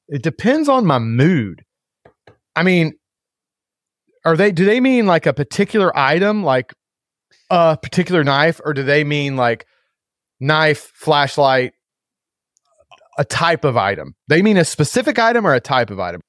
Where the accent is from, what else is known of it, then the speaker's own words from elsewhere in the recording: United States; being an American now